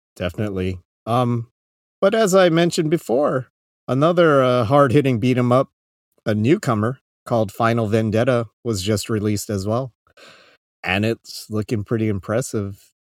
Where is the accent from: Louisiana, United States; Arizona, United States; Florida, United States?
Arizona, United States; moved away as an adult; now in Japan; I'm from Arizona